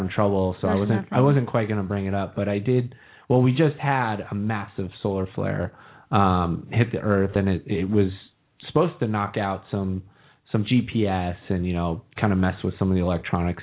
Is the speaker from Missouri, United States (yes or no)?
no; Texas, United States; Fellow Texan